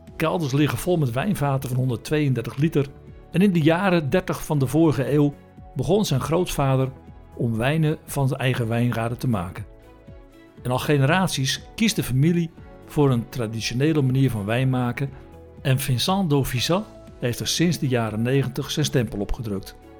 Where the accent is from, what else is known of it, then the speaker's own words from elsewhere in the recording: Netherlands; wij uit Nederland kwamen